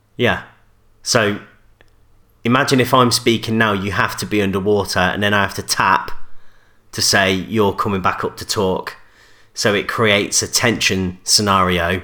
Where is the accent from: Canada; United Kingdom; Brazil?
United Kingdom; Coventry, West Midlands; I'm from Coventry